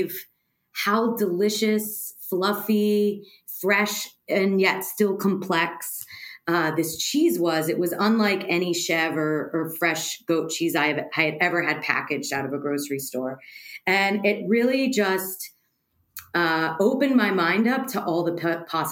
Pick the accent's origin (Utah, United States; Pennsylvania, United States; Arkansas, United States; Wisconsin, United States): Pennsylvania, United States; Pittsburgh; moved away; also born or lived in New York / Chicago / Amsterdam; I grew up in Pittsburgh, Pennsylvania